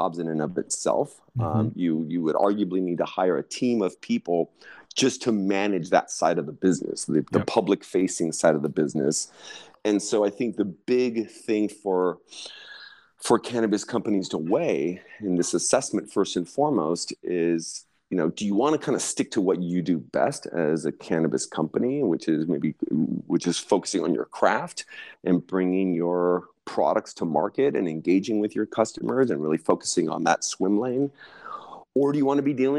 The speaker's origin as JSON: {"language": "English", "region": "Southern California", "country": "United States", "tie": "born or raised there", "said": "I'm from California originally, born and raised in Southern California"}